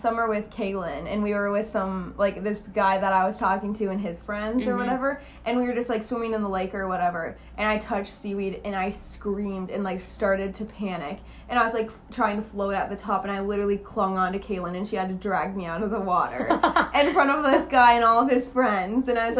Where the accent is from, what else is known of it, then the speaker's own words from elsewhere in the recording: Minnesota, United States; now in Arizona, United States; I grew up in Minnesota. I grew up in the lakes.